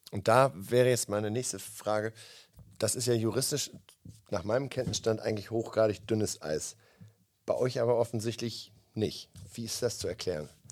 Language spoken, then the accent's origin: German; Northern Germany, Germany; da, wo ich herkomme